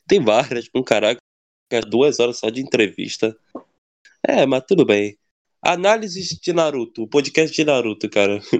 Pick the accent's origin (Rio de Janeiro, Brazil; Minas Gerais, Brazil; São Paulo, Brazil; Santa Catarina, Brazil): Rio de Janeiro, Brazil; É, somos, somos cariocas.